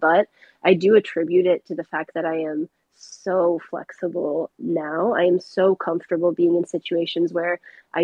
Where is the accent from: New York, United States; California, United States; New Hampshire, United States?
New Hampshire, United States; I grew up in New Hampshire, which is not super far from Boston, about 1 hour.